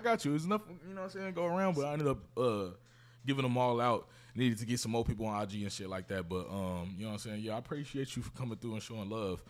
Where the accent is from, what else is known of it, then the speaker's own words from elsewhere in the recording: Kansas City, Missouri, United States; I'm from Kansas City